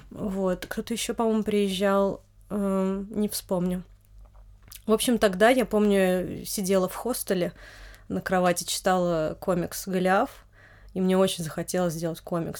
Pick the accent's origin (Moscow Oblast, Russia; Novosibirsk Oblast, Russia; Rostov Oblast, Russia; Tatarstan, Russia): Moscow Oblast, Russia; Noginsk; я родилась в Нодинске, это московская область